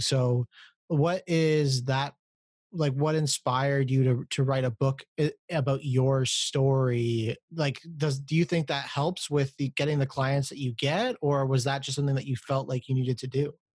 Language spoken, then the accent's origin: English; Canada; I'm not from America, I'm from Canada